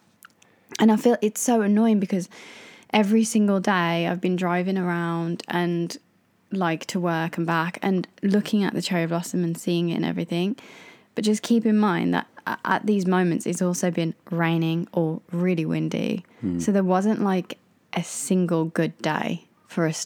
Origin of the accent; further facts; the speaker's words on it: United Kingdom; I am British